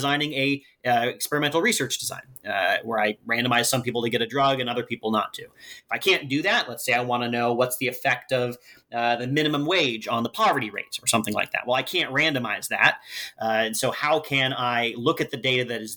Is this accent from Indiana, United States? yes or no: no; Humboldt County, California, United States; moved away as an adult; also born or lived in Oregon; now in Seattle, United States; I grew up in Humboldt County, which is sort of the Oregon part of California